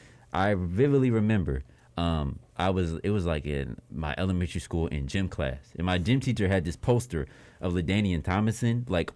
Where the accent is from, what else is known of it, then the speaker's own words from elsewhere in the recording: Atlanta, Georgia, United States; even though my family's from L.A., but I was born in Atlanta, so this is my city